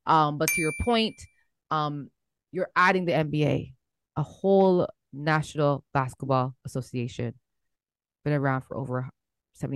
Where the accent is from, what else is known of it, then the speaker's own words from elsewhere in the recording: Toronto, Ontario, Canada; we come from Toronto.